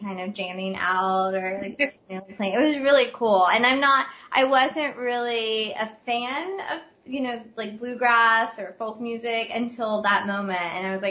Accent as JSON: {"language": "English", "region": "West Virginia", "country": "United States", "said": "I'm from West Virginia"}